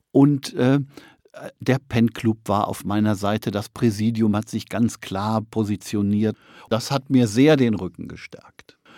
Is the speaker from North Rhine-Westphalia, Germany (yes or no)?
yes; North Rhine-Westphalia, Germany; moved away; also born or lived in East Frisia; Ich komme aus Nordrhein-Westfalen